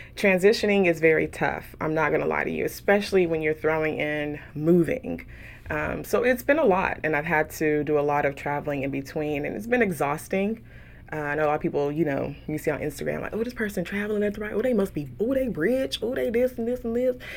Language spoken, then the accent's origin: English; Houston, Texas, United States; moved away as an adult; also born or lived in San Francisco Bay Area, California; now in Dallas, United States; I grew up in Houston, um, proud of being raised in Southwest A-Leaf, Texas